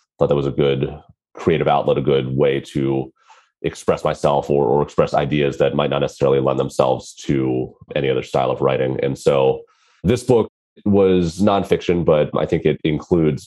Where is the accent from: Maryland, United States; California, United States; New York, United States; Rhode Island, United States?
Maryland, United States; I grew up in the States on the East Coast in Maryland, which is near Washington, D.C.